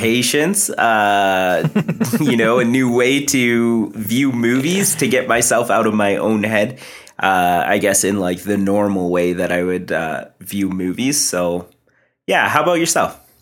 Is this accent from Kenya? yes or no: no; Canada; I am East Indian. Uh, my parents are first, or sorry, I'm first generation Canadian. They moved over here